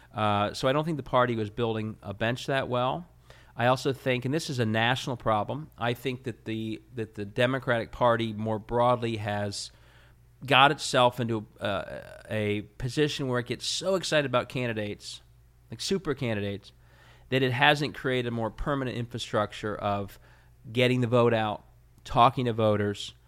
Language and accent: English; Cincinnati, Ohio, United States; I was from Cincinnati